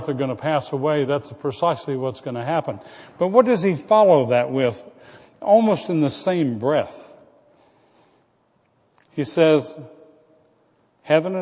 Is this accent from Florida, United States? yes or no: yes; Florida, United States; When I was a boy growing up in Florida